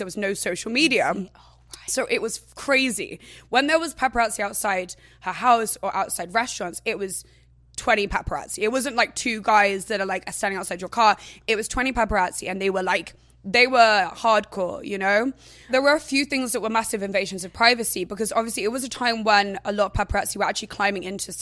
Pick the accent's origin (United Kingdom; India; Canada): United Kingdom; England; I was never from London. So I was from like a seaside town, which was down south.